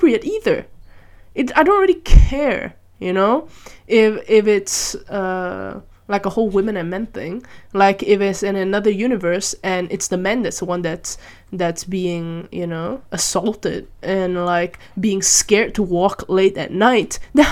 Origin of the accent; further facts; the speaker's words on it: Malaysia; I grew up in Malaysia